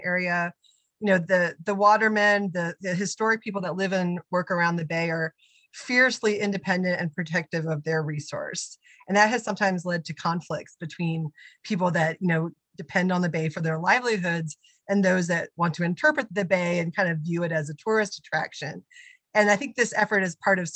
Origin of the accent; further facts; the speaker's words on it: Maryland, United States; I grew up in Maryland, feeling like the bay was my backyard.